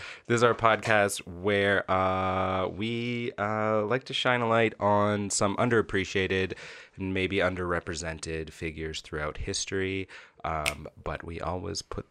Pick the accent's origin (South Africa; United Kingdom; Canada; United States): Canada; we are Canadian